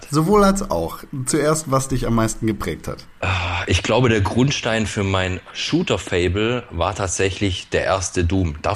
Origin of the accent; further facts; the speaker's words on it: Swabia, Germany; Ich bin allerdings Urschwabe. Äh, ich, bin, ich bin in, in Schwaben geboren und aufgewachsen